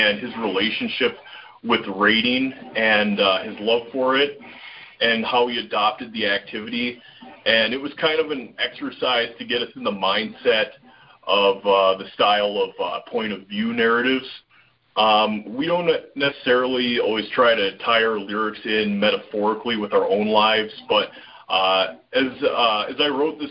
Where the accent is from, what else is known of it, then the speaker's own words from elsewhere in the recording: Minnesota, United States; we're from Minnesota.